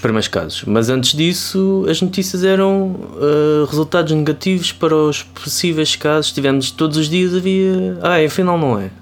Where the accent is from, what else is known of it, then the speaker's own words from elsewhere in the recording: Ribatejo, Portugal; da minha terra, do Ribatejo